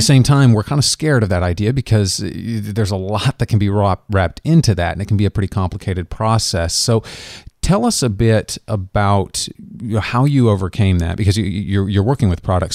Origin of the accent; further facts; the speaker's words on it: Kansas, United States; my home state of Kansas